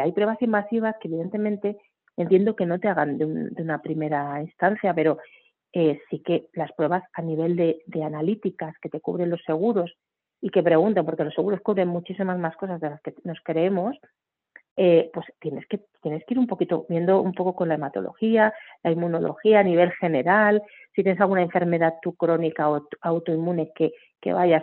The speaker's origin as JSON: {"language": "Spanish", "town": "Barcelona", "region": "Catalonia", "country": "Spain", "moved": "yes", "lives_now": "Madrid, Spain", "said": "soy de Barcelona, actualmente hace muchos años ya vivo en Madrid"}